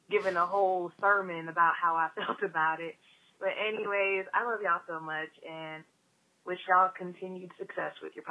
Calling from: Orlando, Florida, United States; I'm calling from Orlando, Florida.

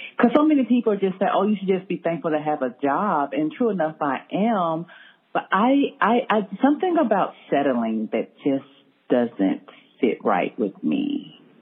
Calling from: Texas, United States; I'm calling from Texas

